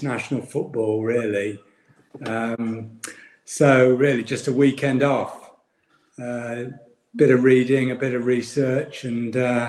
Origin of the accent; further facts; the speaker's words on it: Leamington Spa, West Midlands, United Kingdom; Well, I grew up in Leamington, Whitnash really